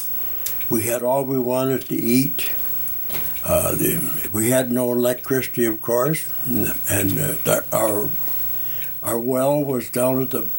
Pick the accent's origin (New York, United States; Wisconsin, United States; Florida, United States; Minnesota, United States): Wisconsin, United States; Bruce; also born or lived in North Dakota / Ladysmith, Wisconsin; we moved to Bruce, the Beebe farm